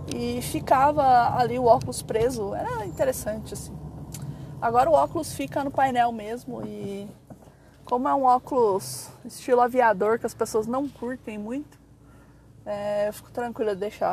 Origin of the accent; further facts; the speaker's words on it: São Paulo, Brazil; Eu falo mano direto, porque eu sou de São Paulo, sou da Zona Leste